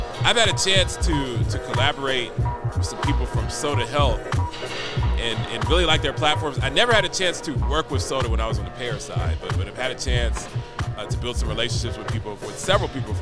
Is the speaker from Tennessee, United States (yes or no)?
yes; Nashville, Tennessee, United States; I'm from Nashville, Tennessee